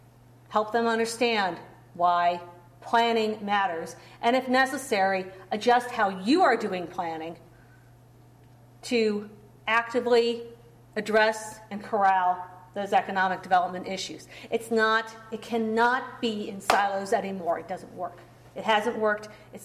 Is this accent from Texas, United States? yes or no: no; Cleveland, Ohio, United States; also born or lived in Wisconsin; now in Cincinnati, United States; And I heard those stories growing up in Cleveland. In about 2000, I moved from Wisconsin to Cincinnati.